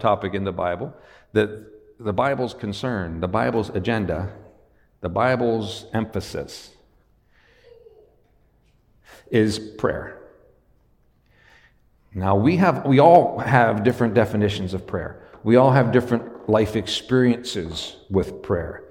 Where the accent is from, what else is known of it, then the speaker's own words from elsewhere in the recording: Western Pennsylvania, United States; moved away; I was raised in Western Pennsylvania.